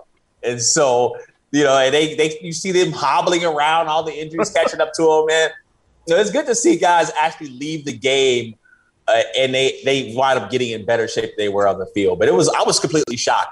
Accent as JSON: {"language": "English", "town": "Chicago", "region": "Illinois", "country": "United States", "said": "I'm from Chicago."}